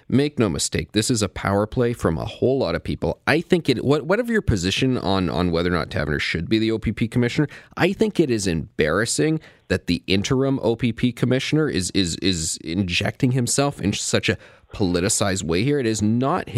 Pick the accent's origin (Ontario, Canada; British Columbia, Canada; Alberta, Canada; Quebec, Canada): Ontario, Canada; The reason I'm a Canadian, not British, is because my dad, when he was in his 20s, came over here to work in small town Ontario at the Bruce Nuclear Power Plant